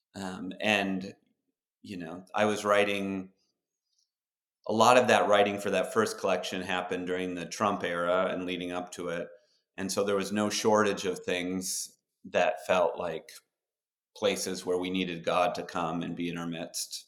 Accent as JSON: {"language": "English", "town": "Duluth", "region": "Minnesota", "country": "United States", "tie": "born or raised there", "said": "we grew up in Duluth, Minnesota"}